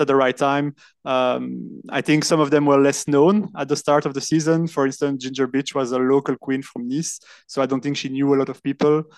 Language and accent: English; Brussels, Brussels-Capital Region, Belgium; first language French; English is a second language; I am actually from Brussels and I'm podcasting from Brussels at the moment